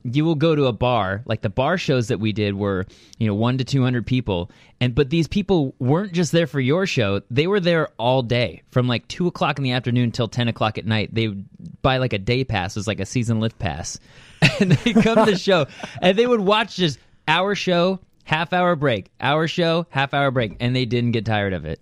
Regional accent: Thousand Oaks, California, United States; I'm from Thousand Oaks

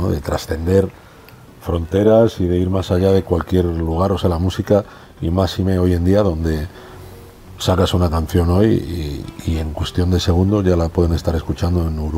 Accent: León, Castile and León, Spain; somos tres hermanos de León, no venimos de una ciudad donde ah, teóricamente podía haber más posibilidades, de una ciudad grande, venimos de una ciudad pequeña

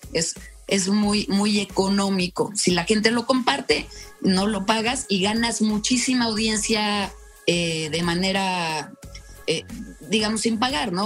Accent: Yucatán, Mexico; also born or lived in Mexico City; now in Querétaro, Mexico; soy de Yucatán, viví mucho tiempo en México y eh, hace como 25 años me vine a Querétaro

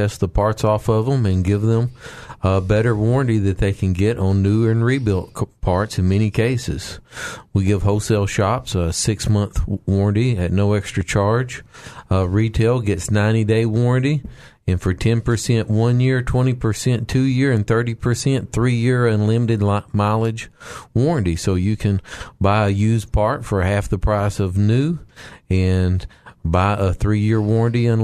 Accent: the Ozarks, United States; I'm from the Ozarks

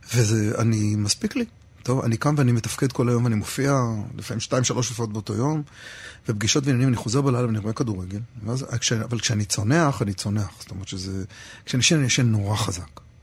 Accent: Rehovot, Central District, Israel; moved away; אני אומר מרחובות

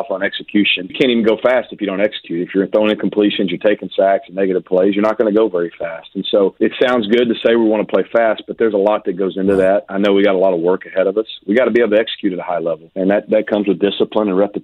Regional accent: Arkansas, United States; now in Miami, United States; I'm from Arkansas. You know, you can probably tell by listening to my voice, right? But, you know, I grew up when Nolan Richardson was

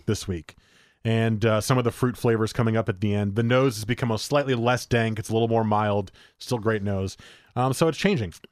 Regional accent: New Jersey, United States; I grew up in New Jersey

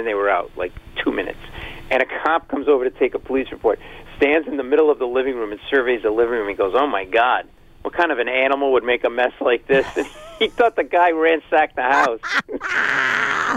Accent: Providence, Rhode Island, United States; We grew up in Rhode Island in Providence.

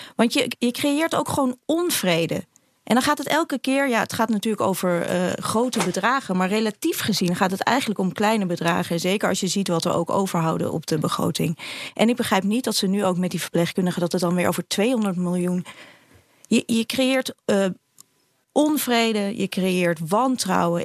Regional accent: Amsterdam, North Holland, Netherlands; ik kom ook uit Amsterdam

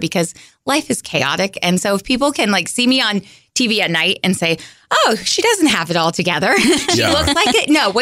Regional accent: West Coast, United States; moved away as an adult; also born or lived in Boise, Idaho; now in Central Illinois, United States; I'm from the West Coast

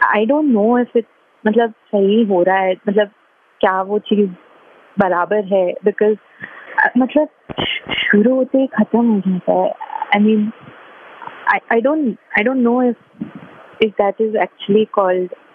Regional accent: Mumbai, Maharashtra, India; मैं बॉम्बे से हूँ

